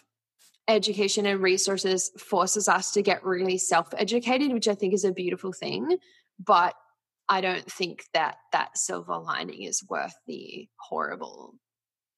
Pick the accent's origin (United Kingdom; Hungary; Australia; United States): Australia; As an Australian person